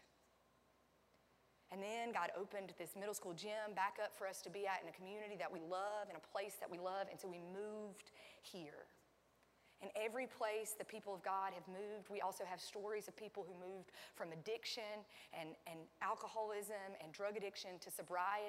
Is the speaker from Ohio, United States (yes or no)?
no; Sandy Ridge, North Carolina, United States; I was raised in Sandy Ridge, North Carolina. We say holler.